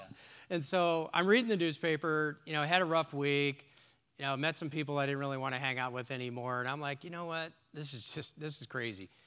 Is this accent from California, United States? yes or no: yes; Long Beach, California, United States; I grew up on the West Coast in, in Long Beach, California